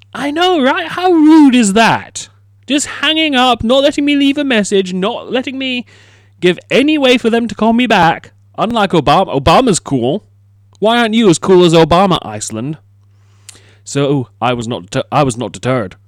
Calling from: United Kingdom; I am calling from the United Kingdom

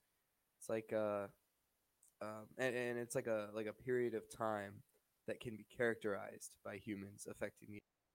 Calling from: Ontario, Canada; I'm calling from Ontario, Canada.

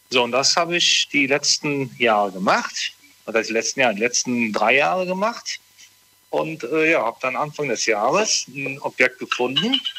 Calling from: Morsbach, North Rhine-Westphalia, Germany; Ich komme aus Morsbach.

